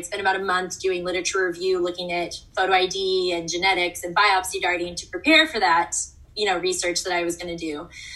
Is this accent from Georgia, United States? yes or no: yes; Atlanta, Georgia, United States; moved away as an adult; also born or lived in Florida; I'm from Atlanta, Georgia, so that's kind of weird, not really close to an ocean